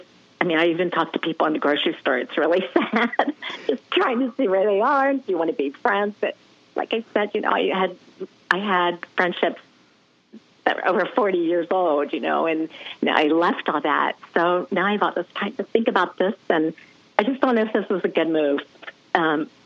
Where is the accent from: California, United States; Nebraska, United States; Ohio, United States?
Ohio, United States; Columbus; moved away as an adult; now in Charleston, United States; I was born and raised in Columbus, Ohio.